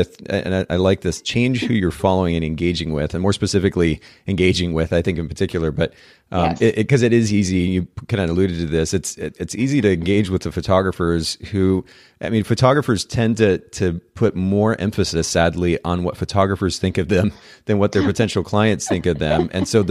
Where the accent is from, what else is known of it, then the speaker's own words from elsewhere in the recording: Japan; Well, I have my out is I grew up in Japan, so I didn't watch a lot of old American TV.